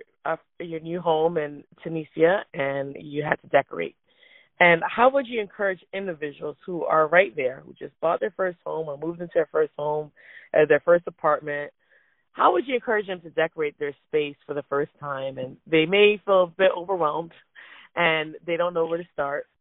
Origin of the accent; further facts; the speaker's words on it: Jamaica; also born or lived in Florida, United States; I grew up, I'm from Jamaica